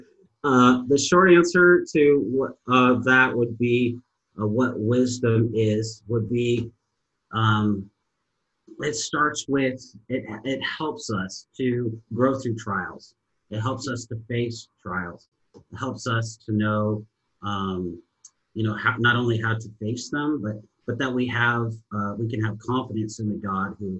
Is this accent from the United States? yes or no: yes; Edmonds, Washington, United States; moved away as an adult; also born or lived in Boise, Idaho; now in Los Angeles area, United States; I'm from originally born in Seattle. And I was originally born, if anybody knows where Edmonds is in Seattle, it's north of Seattle.